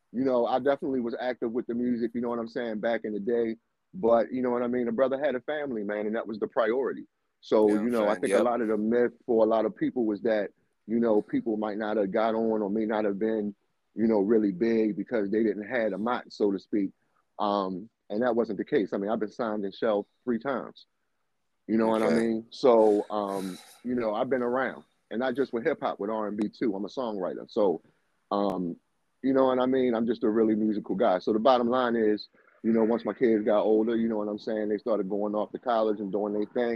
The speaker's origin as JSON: {"language": "English", "town": "Baltimore", "region": "Maryland", "country": "United States", "tie": "born or raised there", "said": "my hometown in Baltimore"}